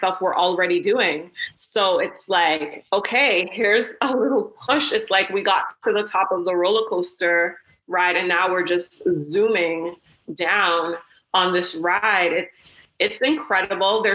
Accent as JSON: {"language": "English", "town": "Toronto", "region": "Ontario", "country": "Canada", "said": "we're from Toronto"}